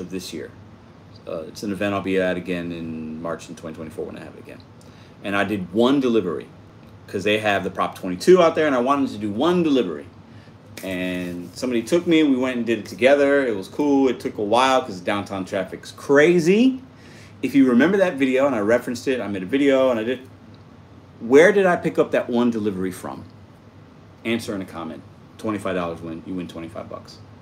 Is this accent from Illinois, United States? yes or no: yes; Chicago, Illinois, United States; I was born in Chicago